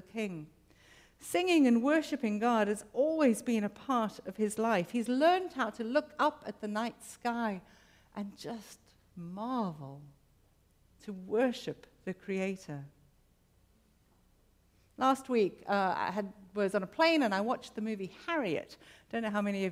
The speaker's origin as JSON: {"language": "English", "country": "South Africa", "said": "I have to recognize myself as a South African"}